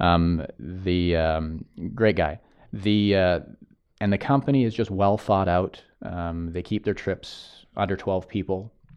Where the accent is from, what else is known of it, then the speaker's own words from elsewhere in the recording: United States; as an American